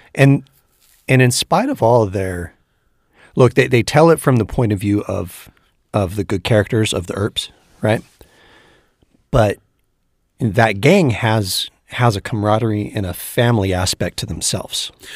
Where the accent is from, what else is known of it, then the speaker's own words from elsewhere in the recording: Northern California, United States; we're both from Northern California originally